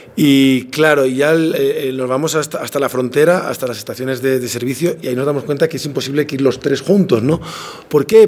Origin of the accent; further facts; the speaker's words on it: Palma, Balearic Islands, Spain; moved away as an adult; now in Quito, Ecuador; es mi tierra, es donde nací, donde, donde viví hasta los 20 años